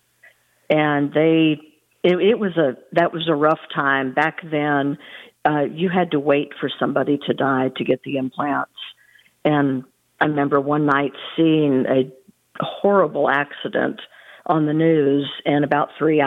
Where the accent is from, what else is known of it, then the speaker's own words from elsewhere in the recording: California, United States; now in Texas, United States; I live in Texas. I grew up in California